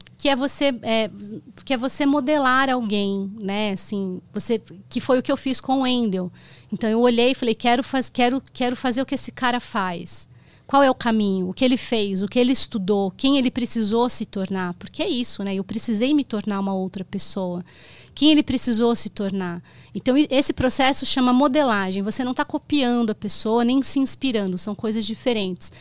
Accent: Itapira, São Paulo, Brazil; eu cresci em Itapira eu sou de São Paulo eu fui para Itapira com oito anos e lá eu fiquei até os 19 e depois eu voltei para São Paulo

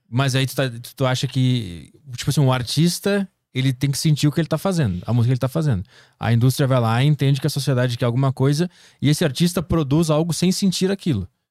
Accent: South Region, Brazil; sou do Sul

